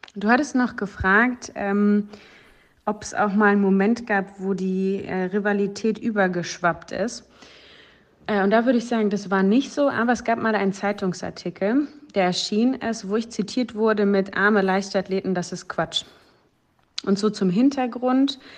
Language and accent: German; Dortmund, North Rhine-Westphalia, Germany; bei mir in Dortmund, sozusagen in meiner Heimat.